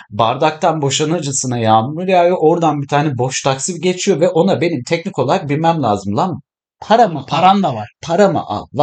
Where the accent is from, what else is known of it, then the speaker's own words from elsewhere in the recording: Istanbul, Turkey; born there; Hani ben Sivaslıyım evet yani babam tarafım Sivas'lı evet ama ben İstanbul'da doğdum.